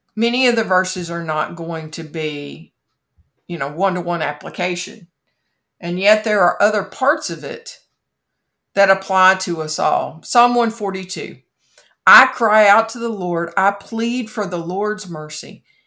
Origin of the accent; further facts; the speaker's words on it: Kentucky, United States; my home state is famous for Mammoth Cave